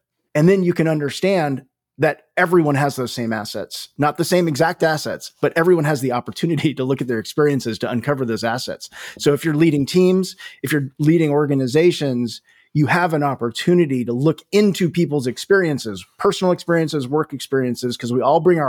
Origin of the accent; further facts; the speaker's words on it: California, United States; So I grew up in Northern California.